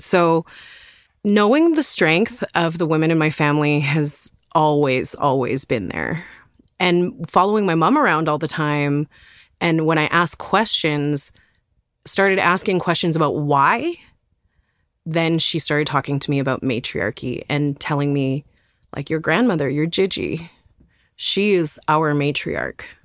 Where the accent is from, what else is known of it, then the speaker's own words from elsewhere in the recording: Terrace, British Columbia, Canada; also born or lived in Nass Valley, British Columbia; I grew up around Terrace, B C, on the northwest coast, and also in the Nass Valley